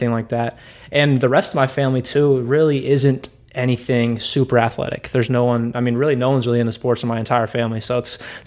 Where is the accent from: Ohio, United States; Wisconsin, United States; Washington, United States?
Washington, United States; I'm from Washington